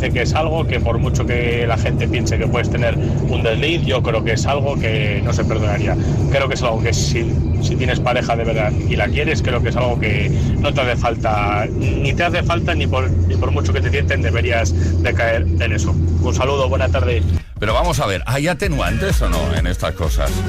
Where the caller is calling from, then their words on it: Valladolid, Castile and León, Spain; Buenas tardes, … … de Valladolid.